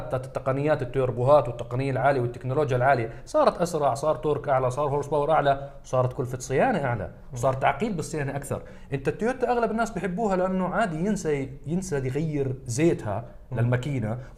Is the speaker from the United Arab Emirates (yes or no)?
no; Jordan; انا وصهيب من الاردن وكريم من سوريا